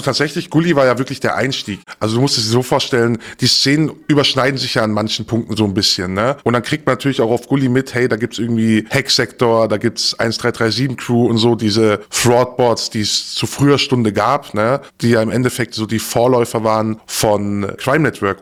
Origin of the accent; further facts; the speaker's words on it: Stuttgart, Baden-Württemberg, Germany; Also ich bin geboren in Stuttgart, wir sind aufs Land gezogen mit meinen Eltern